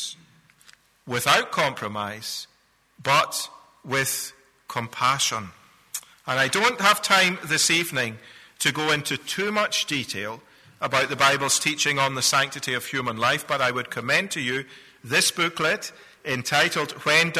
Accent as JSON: {"language": "English", "region": "Scotland", "country": "United Kingdom", "tie": "born or raised there", "moved": "yes", "said": "I'm a Scotsman by birth"}